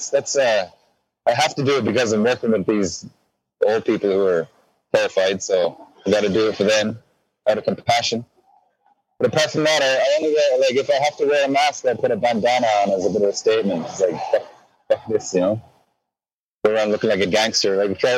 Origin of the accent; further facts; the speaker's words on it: Ireland; I'm Irish